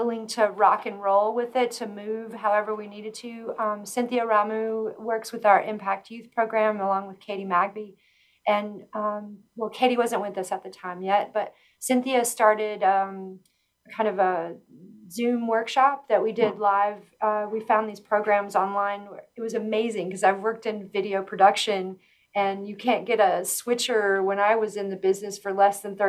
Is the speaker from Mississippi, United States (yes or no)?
yes; Hernando, Mississippi, United States; moved away as an adult; also born or lived in Memphis, Tennessee / Westcliffe, Colorado / Nederland, Colorado; now in Pueblo, United States; I am originally from Hernando, Mississippi.